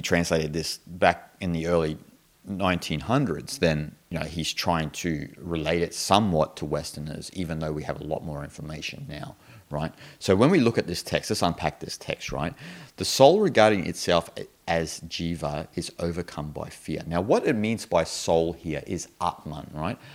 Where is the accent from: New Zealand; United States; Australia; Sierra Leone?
Australia; I'm an Australian